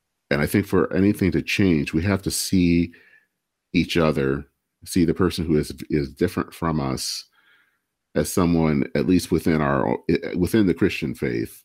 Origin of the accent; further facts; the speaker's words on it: Michigan, United States; I hail from Michigan, and Dale Kildee was the person that represented my era, a part of the state